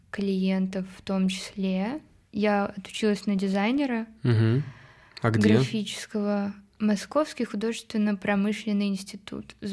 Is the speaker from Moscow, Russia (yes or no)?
yes; Moscow, Russia; also born or lived in Odesa; Вот, в трех лет я живу в Москве с родителями.